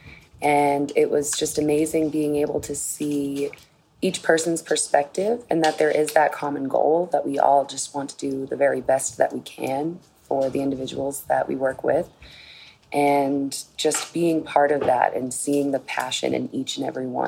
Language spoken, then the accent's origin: English; Boston, Massachusetts, United States; I am from Boston, Massachusetts, USA.